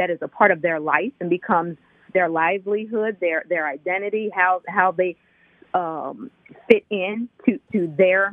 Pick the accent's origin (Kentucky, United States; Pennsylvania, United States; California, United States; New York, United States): Pennsylvania, United States; Chester; moved away; also born or lived in Delaware / Philadelphia; I was born in Chester and raised in Chester.